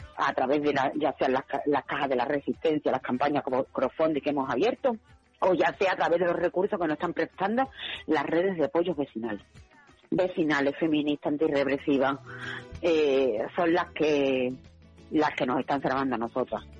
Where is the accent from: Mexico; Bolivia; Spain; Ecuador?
Spain; also born or lived in Seville; yo como soy española